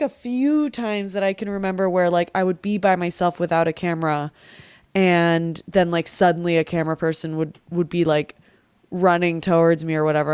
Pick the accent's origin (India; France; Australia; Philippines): Philippines; as a Filipino